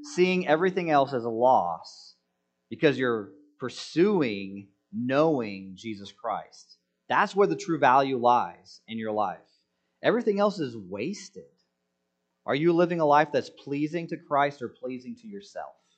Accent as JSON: {"language": "English", "country": "United States", "said": "I'm an American citizen."}